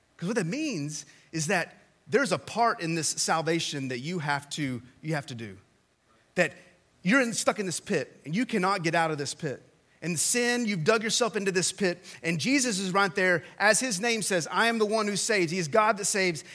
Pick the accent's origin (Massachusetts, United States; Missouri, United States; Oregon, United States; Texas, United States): Texas, United States; West; So, I grew up in West Texas and in the 80s